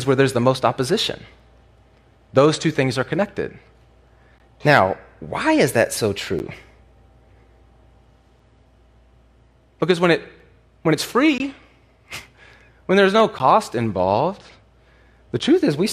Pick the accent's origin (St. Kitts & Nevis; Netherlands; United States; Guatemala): United States; the Bible Belt; I grew up in the Bible Belt